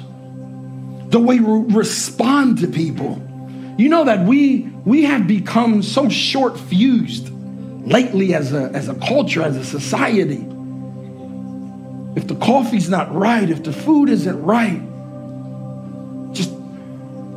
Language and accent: English; Puerto Rico; moved away; we went back home to Puerto Rico, and that's where I was born